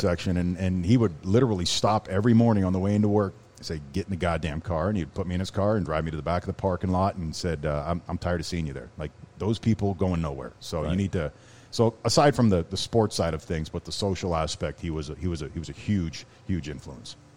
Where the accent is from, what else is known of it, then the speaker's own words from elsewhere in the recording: Canada; moved away; also born or lived in Miami; being a Canadian kid we never really traveled